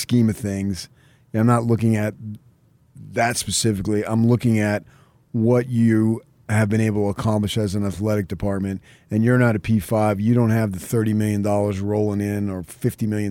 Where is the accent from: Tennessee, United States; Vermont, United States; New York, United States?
New York, United States; New York suburbs, United States; moved away; when I was a kid growing up in the New York suburbs